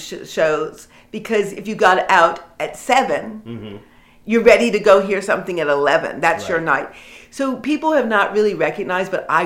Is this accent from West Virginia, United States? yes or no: no; Washington, District of Columbia, United States; also born or lived in Detroit, Michigan; I was born in Detroit in 1959, and I did grow up in Washington, moving there when I was about 9 years old.